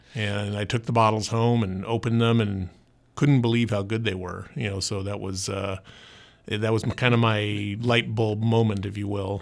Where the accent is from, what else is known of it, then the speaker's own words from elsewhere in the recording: Orange County, California, United States; also born or lived in Santa Barbara County; I, I grew up in Orange County, went to U C Irvine